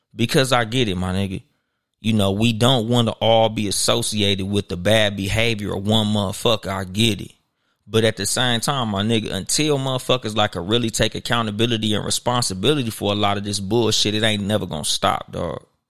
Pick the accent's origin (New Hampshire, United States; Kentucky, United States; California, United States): California, United States; Compton; I'm from Compton.